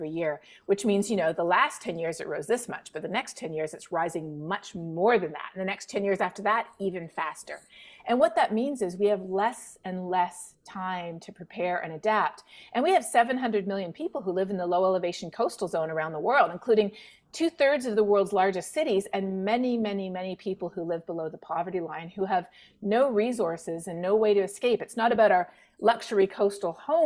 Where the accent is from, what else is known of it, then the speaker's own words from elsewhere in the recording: Toronto, Ontario, Canada; now in Texas, United States; I grew up not too far from Vermont. I'm from Toronto, so, you know, just over the border.